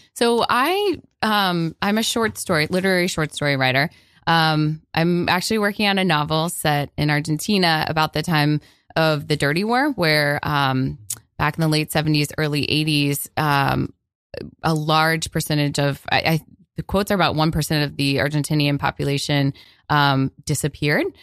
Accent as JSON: {"language": "English", "region": "Florida", "country": "United States", "tie": "born or raised there", "said": "I grew up in Florida"}